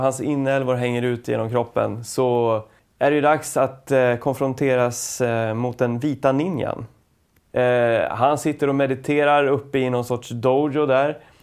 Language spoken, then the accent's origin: Swedish; Ljusne, Gävleborg County, Sweden; det här hände då i Ljusne, där jag växte upp